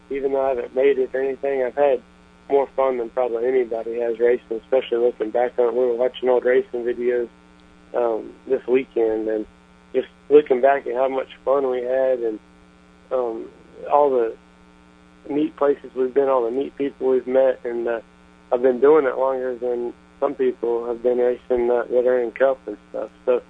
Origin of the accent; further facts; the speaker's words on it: Texas, United States; We're from Texas